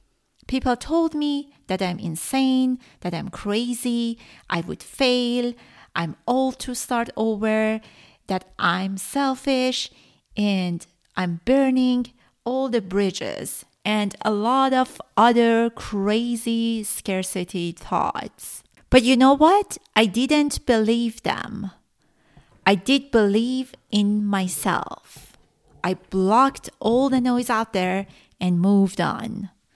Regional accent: Iran; first language Persian; English is a second language; Farsi is my mother language, and by now I have 35 episodes out.

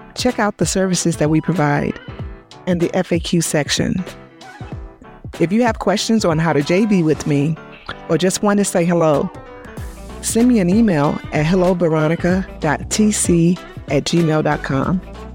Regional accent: North Carolina, United States; North Carolina because thi-, this is my home state

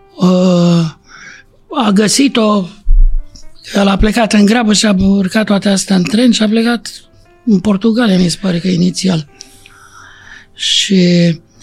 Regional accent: Romania; Din România

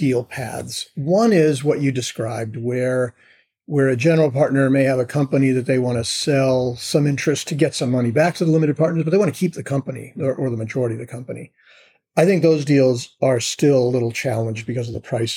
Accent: United States; I'm an American

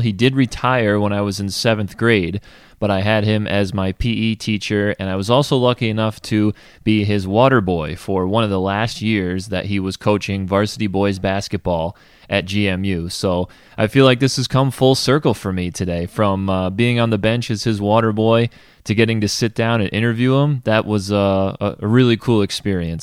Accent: Gilbertsville, New York, United States; I'm from Gilbert, so I went to G M U

